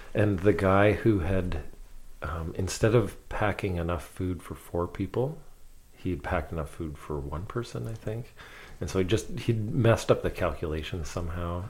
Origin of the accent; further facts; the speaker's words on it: London, Ontario, Canada; I grew up in London, Ontario